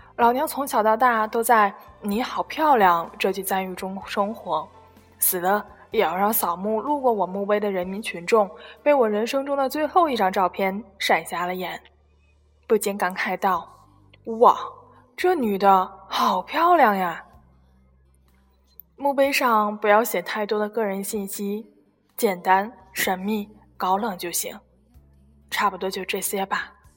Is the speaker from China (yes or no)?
yes; China; 我们中国人